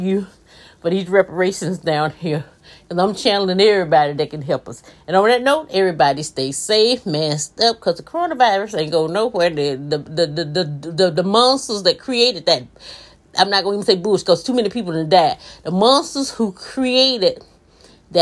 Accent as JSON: {"language": "English", "region": "Mississippi", "country": "United States", "said": "I'm from Mississippi"}